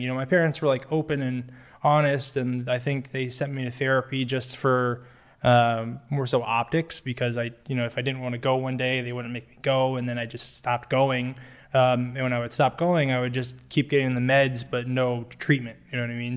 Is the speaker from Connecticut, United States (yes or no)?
yes; Newtown, Connecticut, United States; I grew up in Newtown, Connecticut, Sandy Hook specifically